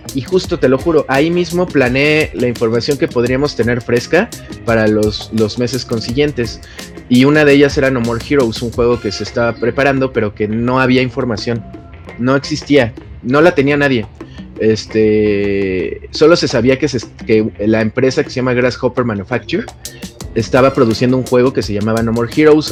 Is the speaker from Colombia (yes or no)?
no; Mexico; soy un reportero de México